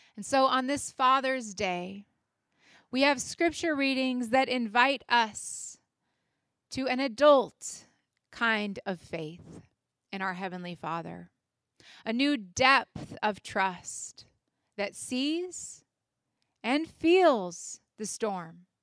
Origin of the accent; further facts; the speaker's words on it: United States; as Americans and as citizens